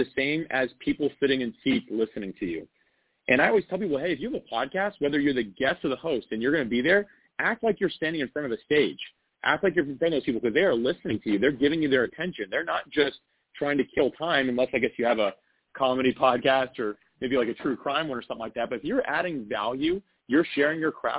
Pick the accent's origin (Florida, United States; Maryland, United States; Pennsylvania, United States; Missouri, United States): Florida, United States; North; I grew up in Florida. So I've actually been in North Florida my entire life